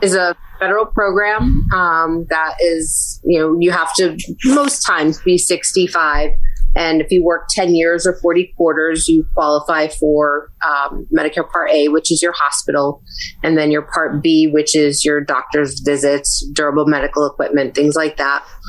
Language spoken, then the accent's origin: English; New Britain, Connecticut, United States; Connecticut. So, I'm a native. I've left a few times, but I always come back.